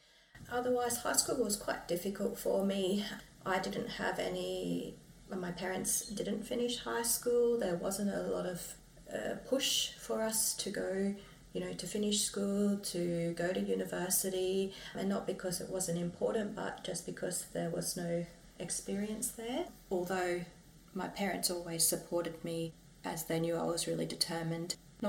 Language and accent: English; Brisbane, Queensland, Australia; also born or lived in Logan, Queensland; I wasn't born on country. I was born and raised on Turrbal and Yuggera country and currently live in Yugambeh country. So that's in Logan, southeast Queensland.